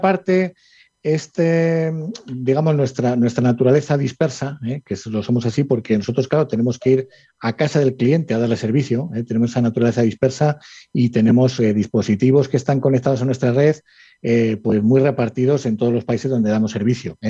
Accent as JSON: {"language": "Spanish", "town": "Salamanca", "region": "Castile and León", "country": "Spain", "moved": "as an adult", "lives_now": "Madrid, Spain", "said": "veintitantos años que vine de Salamanca a Madrid, ¿sabes? yo soy de Salamanca, muy, muy salmantino además"}